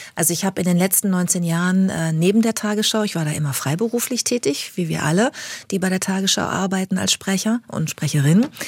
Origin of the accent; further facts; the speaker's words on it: Bad Lippspringe, North Rhine-Westphalia, Germany; moved away; also born or lived in Hamburg; Ich bin sehr ländlich aufgewachsen in Bad Lippspringe, das ist bei Paderborn, in Ostwestfalen am Teutoburger Wald.